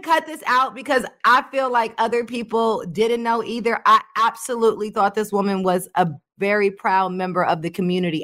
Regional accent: West Coast, United States; I'm from the West Coast.

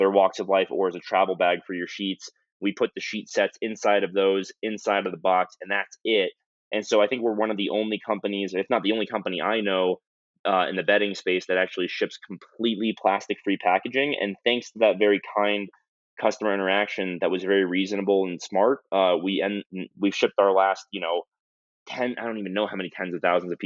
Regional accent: United States; I'm an American consumer.

